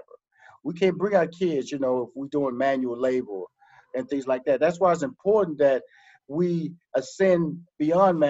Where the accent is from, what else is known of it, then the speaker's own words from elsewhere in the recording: Houston, Texas, United States; I'm from Houston, Texas. Born and raised in Houston, Texas. Born here, went to high school here